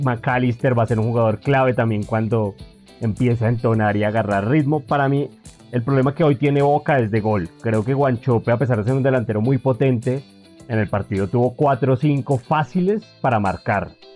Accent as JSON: {"language": "Spanish", "country": "Colombia", "said": "a nosotros como colombianos"}